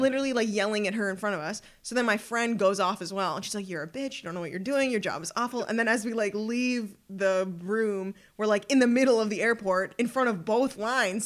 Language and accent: English; Ottawa, Ontario, Canada; also born or lived in Montreal; I was born in Montreal, but raised in Ottawa